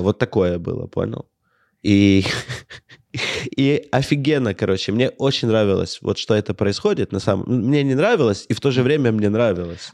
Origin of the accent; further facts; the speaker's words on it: Ukraine; я вот комик из Украины